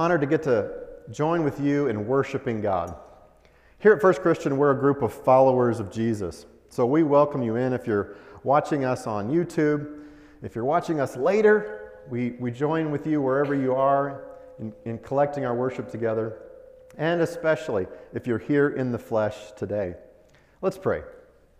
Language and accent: English; Colorado, United States; moved away as an adult; also born or lived in Oklahoma / Kansas / Nebraska / Texas; I was born in Colorado, grew up in Colorado